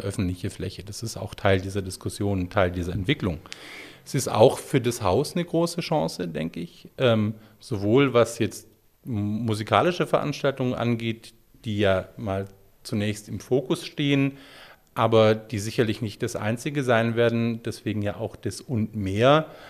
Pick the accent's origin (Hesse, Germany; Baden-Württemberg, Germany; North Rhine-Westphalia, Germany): Baden-Württemberg, Germany; Stuttgart; Stuttgarter, der auch damals in Stuttgart gelebt hat